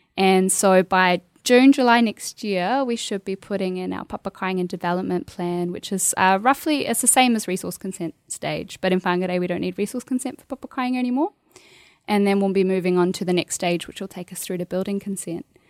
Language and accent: English; Bunjalung country, New South Wales, Australia; moved away as an adult; also born or lived in Queensland; now in New Zealand; growing up on Bunjalung country